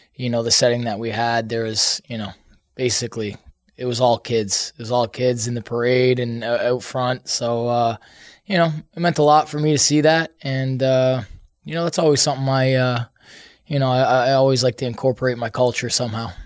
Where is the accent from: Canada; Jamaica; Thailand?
Canada; I'm Canadian.